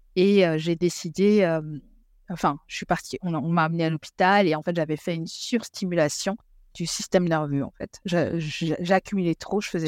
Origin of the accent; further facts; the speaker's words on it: Belgium; moved away as an adult; also born or lived in Congo; now in England, United Kingdom; je suis belge. Je vis en Angleterre euh, depuis presque dix ans